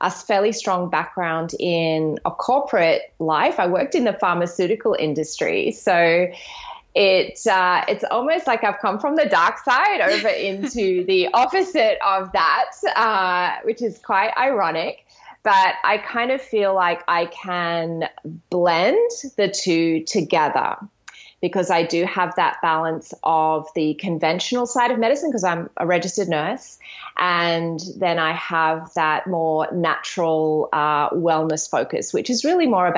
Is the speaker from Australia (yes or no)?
yes; Australia; also born or lived in Brisbane, Queensland; I'm an Australian naturopath, nutritionist, yoga and meditation teacher